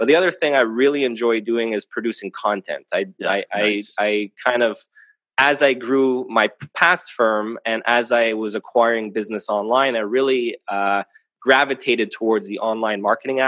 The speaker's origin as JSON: {"language": "English", "town": "Montreal", "region": "Quebec", "country": "Canada", "tie": "born or raised there", "said": "So I'm a CPA here, born and raised in Montreal, Canada."}